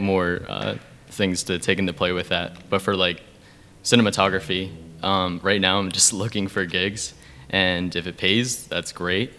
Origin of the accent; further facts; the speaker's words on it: York, Pennsylvania, United States; I'm shooting a feature in my hometown right now, which oh, is nice. in York, PA